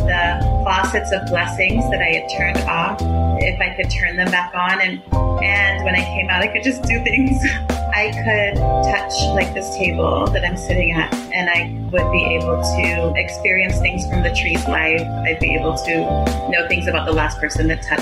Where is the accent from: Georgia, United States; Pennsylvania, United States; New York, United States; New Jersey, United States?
Georgia, United States; Atlanta; I grew up in Atlanta.